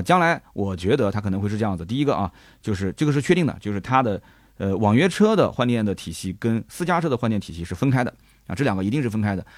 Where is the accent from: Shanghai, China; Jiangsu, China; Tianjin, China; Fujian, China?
Jiangsu, China; Nanjing; 你像我们南京人，我晚上我就蘸个鸭子